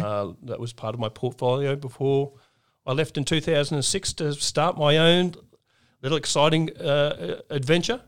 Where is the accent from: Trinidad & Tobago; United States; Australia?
Australia; Brisbane, Queensland; a kid growing up in Brisbane